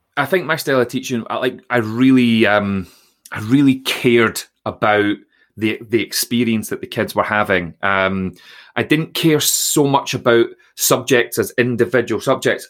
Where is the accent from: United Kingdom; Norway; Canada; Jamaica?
United Kingdom; Troon, Scotland; I grew up in Troon in Ayrshire